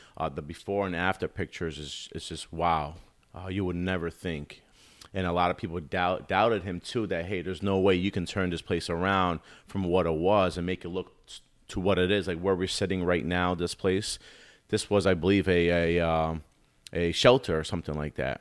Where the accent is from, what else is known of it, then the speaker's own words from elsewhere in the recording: Albany, New York, United States; also born or lived in Queens, New York; I'm from the Albany, Capital Region area. Um, pretty much born and raised